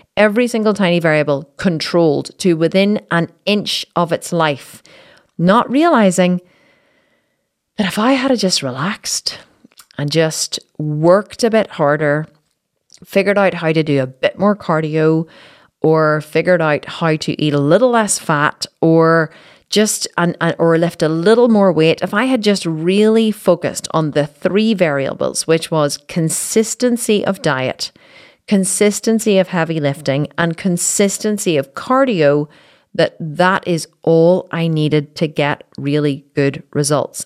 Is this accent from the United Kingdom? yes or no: yes; Belfast, Northern Ireland, United Kingdom; in Belfast, my hometown